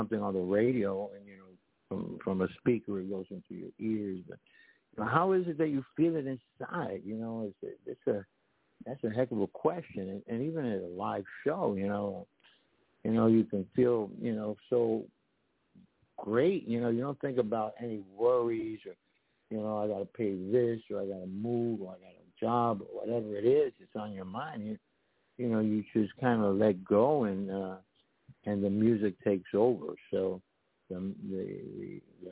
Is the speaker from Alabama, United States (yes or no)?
no; New York, United States; moved away as an adult; also born or lived in Puerto Rico; I'm from New York and East Coast, and then I went to the West Coast